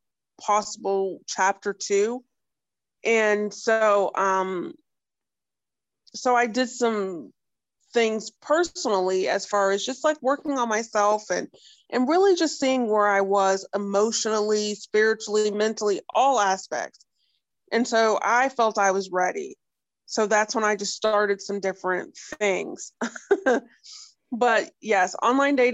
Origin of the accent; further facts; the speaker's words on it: Northeast Ohio, United States; I'm from Northeast Ohio, so I'm about an hour from Cleveland, hour from Pittsburgh.